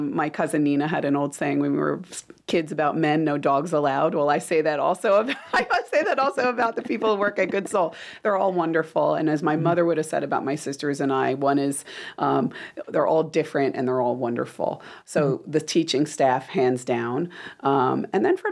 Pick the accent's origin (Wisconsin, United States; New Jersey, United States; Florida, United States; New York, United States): New Jersey, United States; Italian. I'm from New Jersey